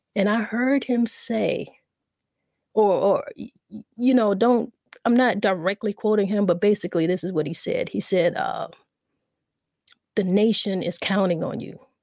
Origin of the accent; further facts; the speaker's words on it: South Carolina, United States; I'm from the South. We're from the South. We're from South Carolina